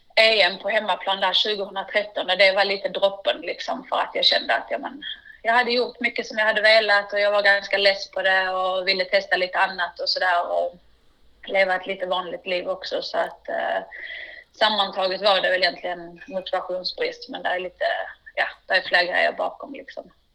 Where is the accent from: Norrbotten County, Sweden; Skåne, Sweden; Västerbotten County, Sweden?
Skåne, Sweden; Vellinge; jag är uppvuxen i, i Vellinge, en liten by utanför Malmö